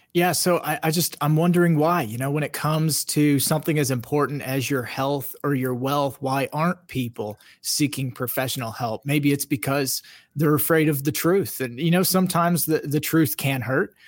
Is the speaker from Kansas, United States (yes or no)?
yes; Kansas, United States; I'm from Kansas